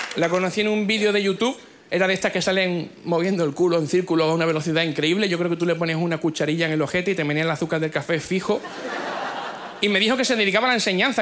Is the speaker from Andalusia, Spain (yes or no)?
yes; Cádiz, Andalusia, Spain; Yo nací en Cádiz.